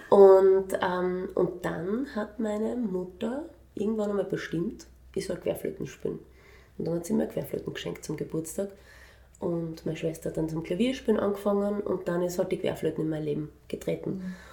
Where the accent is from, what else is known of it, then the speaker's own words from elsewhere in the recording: Vienna, Austria; ich bin in Wien aufgewachsen, also ich bin in Wien geboren